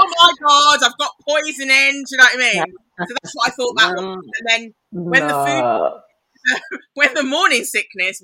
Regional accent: Kent, South East England, United Kingdom; I grew up in Kent, so it was like there aren't any black kids

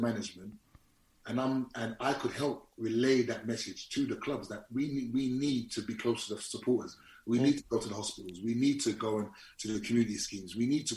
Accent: England, United Kingdom; I'm English.

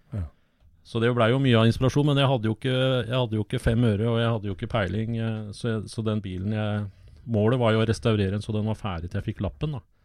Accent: Åsgårdstrand, Vestfold, Norway; Jeg vokste opp i Åsgårdstrand

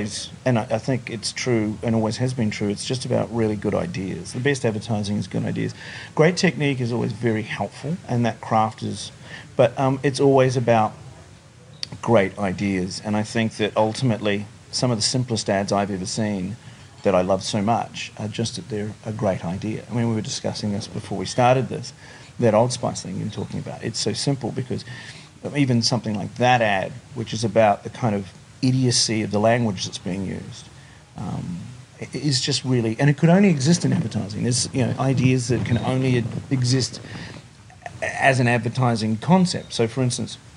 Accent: Wellington, New Zealand; moved away as an adult; now in Sydney, Australia; I grew up in Wellington in New Zealand. But I've been here in Australia longer than I was in New Zealand

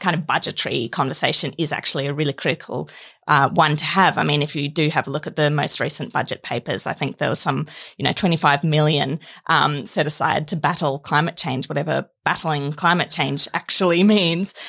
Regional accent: Queensland, Australia; I'm from Queensland

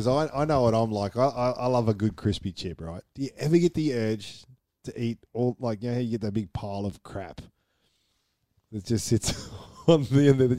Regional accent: Australia; I'm an Aussie

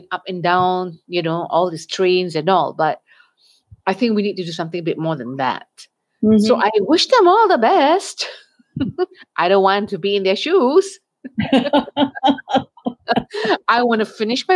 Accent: Malaysia; As a Malaysian

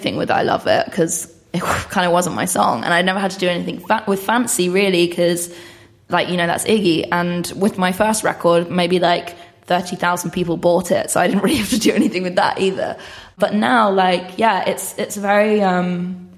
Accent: Bishop's Stortford, East of England, United Kingdom; I'm from a place called Bishop Stortford, which is like 45 minutes away from Stevenage.

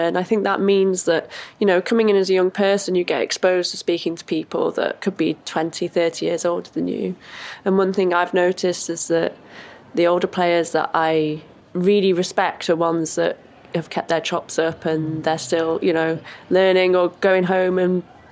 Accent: Wrexham, Wales, United Kingdom; moved away as an adult; also born or lived in Nottingham / Liverpool; now in London, United Kingdom; in Wrexham in my hometown

